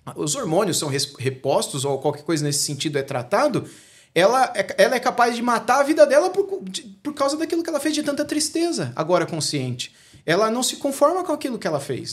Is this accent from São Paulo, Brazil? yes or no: yes; interior of São Paulo, Brazil; also born or lived in Rio de Janeiro; a gente é daqui do interior de São Paulo